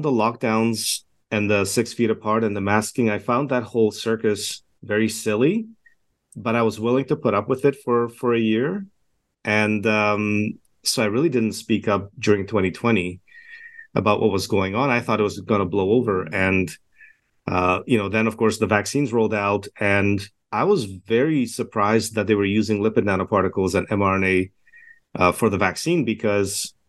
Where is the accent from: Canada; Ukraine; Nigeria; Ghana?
Canada; also born or lived in Edmonton, Alberta / Toronto / Montreal; I'm a Canadian physician based in Edmonton, Alberta right now